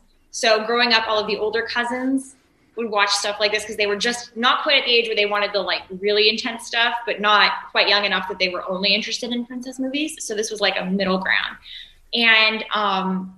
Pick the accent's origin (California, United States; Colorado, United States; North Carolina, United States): California, United States; Beverly Hills; I am from Beverly Hills. I was born and raised in Beverly Hills, California.